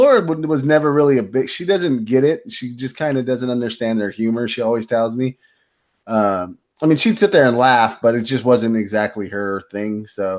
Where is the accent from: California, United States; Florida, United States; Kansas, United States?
California, United States; Rancho Cucamonga; Because I was from Cucamonga